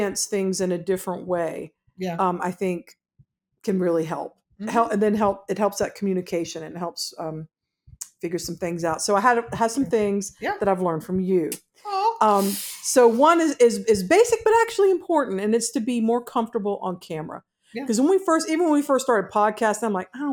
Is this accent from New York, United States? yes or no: no; Georgia, United States; I'm from Georgia